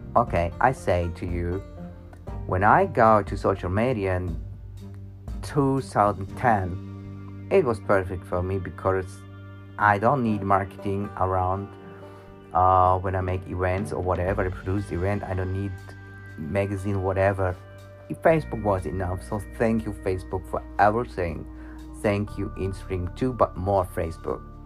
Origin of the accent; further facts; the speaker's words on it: Germany; I was born in Germany and I'm now 50 years old